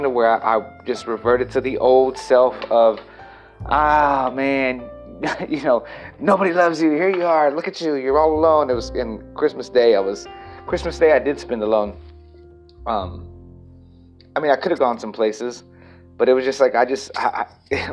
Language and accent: English; El Campo, Texas, United States; now in Los Angeles, United States; I moved back to El Campo, Texas, my hometown